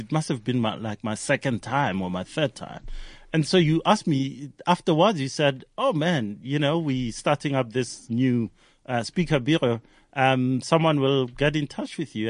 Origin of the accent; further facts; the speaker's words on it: Hammanskraal, Gauteng, South Africa; I grew up in Hammanskraal